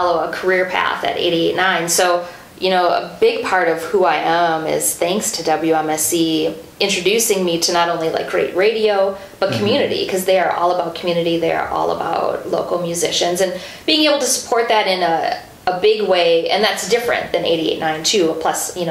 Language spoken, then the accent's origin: English; Mukwonago, Wisconsin, United States; I grew up in Maguanago